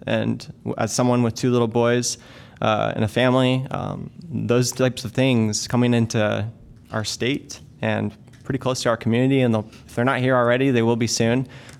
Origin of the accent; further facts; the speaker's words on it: Iowa, United States; I grew up in Iowa, and I was able to get my Eagle Scout Award